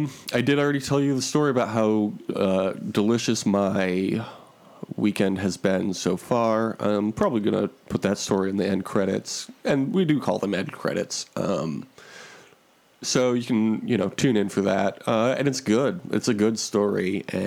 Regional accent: Michigan, United States; moved away; any news articles I should be reading about my hometown

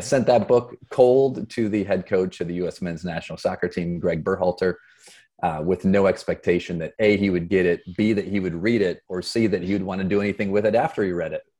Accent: Flint, Michigan, United States; moved away as an adult; also born or lived in Boston; I grew up in Flint, Michigan

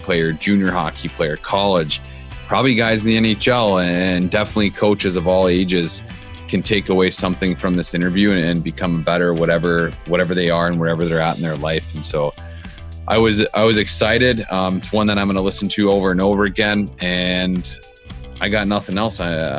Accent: United States; both of us being American-born hockey players

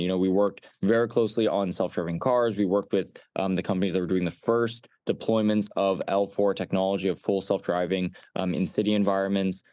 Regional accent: Los Alamos, New Mexico, United States; I grew up in Los Alamos, New Mexico

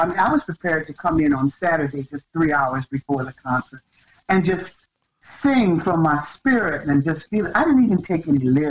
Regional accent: England, United Kingdom; No, I'm just English.

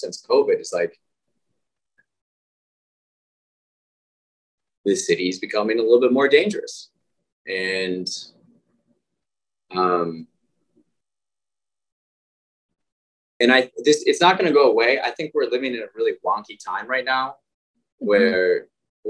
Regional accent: Midwest, United States; moved away; growing up in the Midwest as guys

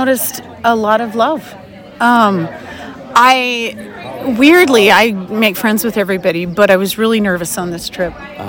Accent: Jerome, Idaho, United States; born or raised there; now in Boise, United States

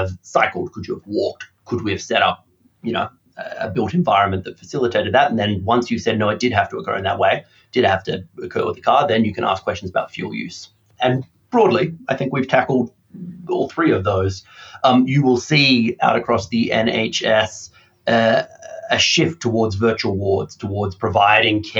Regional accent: Australia; now in United Kingdom; as an Australian

